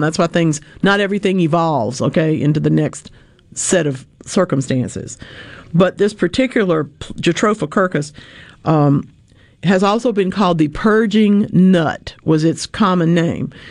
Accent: Louisiana, United States; born or raised there

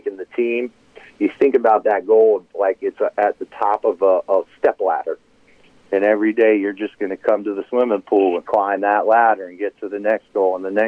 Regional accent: Harrisburg, Pennsylvania, United States; I'm from Harrisburg, Pennsylvania.

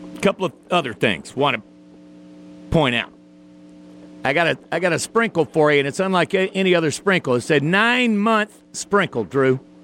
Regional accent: the South, United States; I'm from the South

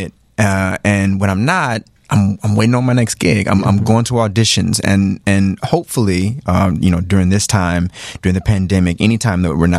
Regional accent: Chicago, Illinois, United States; I grew up in Chicago

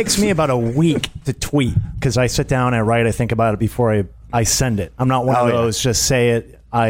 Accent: Rockford, Illinois, United States; born or raised there; moved away; also born or lived in Champaign, Illinois

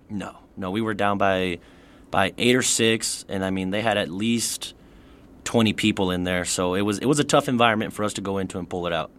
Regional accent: El Paso, Texas, United States; born and raised in El Paso, went to Cathedral High School

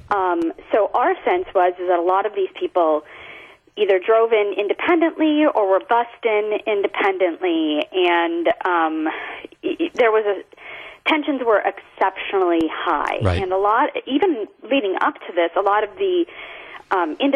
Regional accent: the North, United States; now in Charlottesville, United States; me being a transplant and growing up in the North

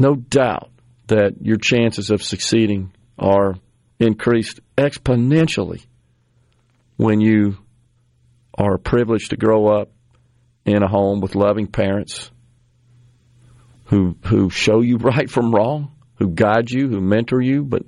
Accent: Mississippi, United States; my home state

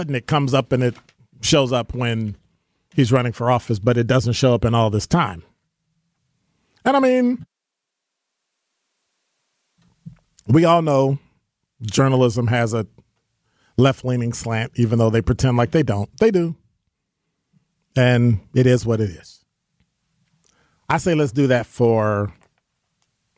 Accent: the North, United States; I'm from the North

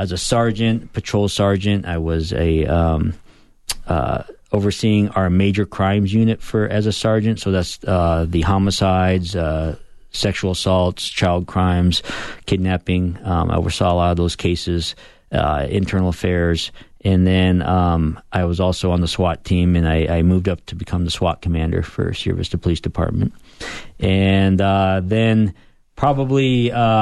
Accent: Arizona, United States; I'm an Arizona native, and actually come from a family of law enforcement

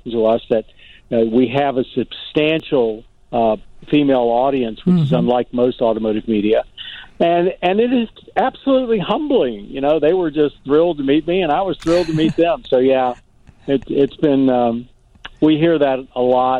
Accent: North Carolina, United States; moved away as an adult; also born or lived in New York / Baltimore, Maryland; I was a kid from North Carolina

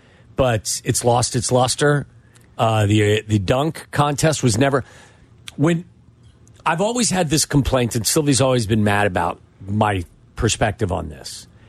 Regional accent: Cincinnati, Ohio, United States; growing up in Cincinnati.

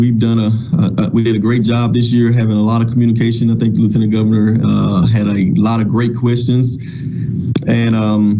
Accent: Glen Allen, Mississippi, United States; I'm from the Mississippi Delta, born and raised, so I've been here all my life

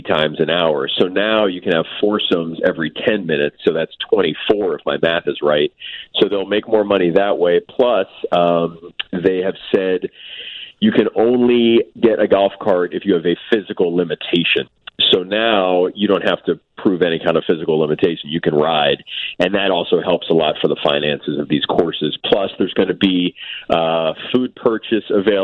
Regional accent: New York City, New York, United States; now in Chicago, United States; I was a city kid. I grew up in Manhattan.

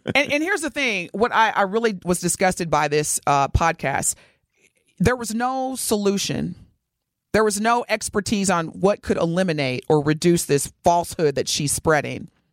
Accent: Evansville, Indiana, United States; moved away; I grew up in Evansville, Indiana.

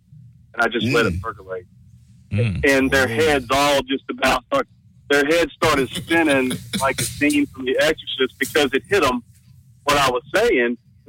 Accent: Louisiana, United States; now in Dallas, United States; Well, I'm from Louisiana, and I live in Texas

